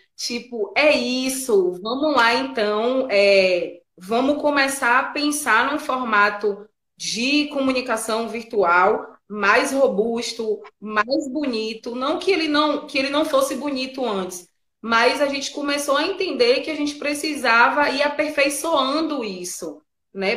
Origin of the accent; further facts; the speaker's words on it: Bahia, Brazil; A gente é baiano, né? E a gente é baiano, é preto